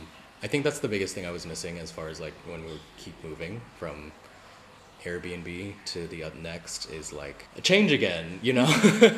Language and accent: English; United States; I'm Asian American, by the way.